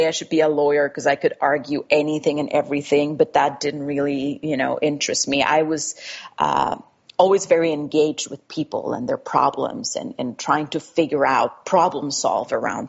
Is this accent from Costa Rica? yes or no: yes; Costa Rica; English is a second language; moved away; I grew up in Costa Rica with a German father, a Costa Rican mother, and going to a trilingual school. So I learned English in early high school